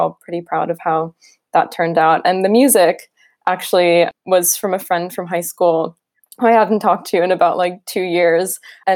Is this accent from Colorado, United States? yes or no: no; New York, United States; now in London, United Kingdom; I'm from New York originally